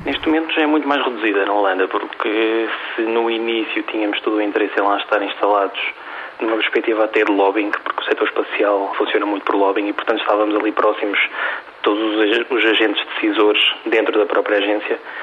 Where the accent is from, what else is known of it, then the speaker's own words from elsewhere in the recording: Portugal; also born or lived in Netherlands; os dois sócios, eu e, o meu colega Bruno, somos portugueses